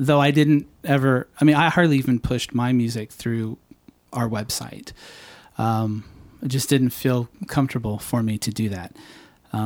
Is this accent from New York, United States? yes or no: no; Phoenix, Arizona, United States; moved away as an adult; also born or lived in San Diego, California / Los Angeles, California / Tulsa, Oklahoma; now in Nashville, United States; And then my family moved to Phoenix. And I moved there in junior high. And then I was there forever